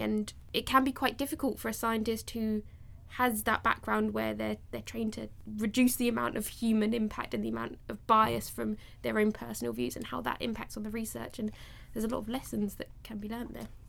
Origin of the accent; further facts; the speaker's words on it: London, United Kingdom; I, as a Londoner